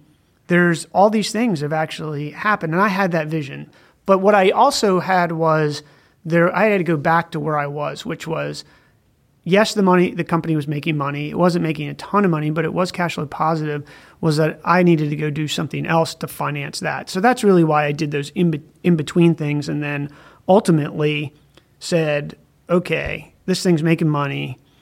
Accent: East Coast, United States; Going back, I grew up on the East Coast.

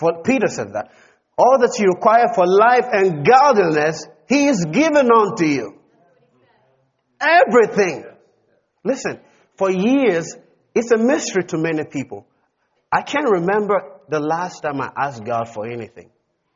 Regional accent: Ghana; I'm a heavenly citizen before I'm a Ghanaian

